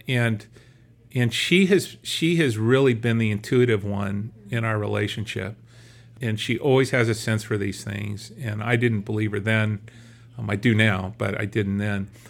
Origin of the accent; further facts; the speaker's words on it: Bethany, Oklahoma, United States; moved away as an adult; also born or lived in Southern California / Boston; we grew up in Bethany and, uh, attended Bethany First Church all those years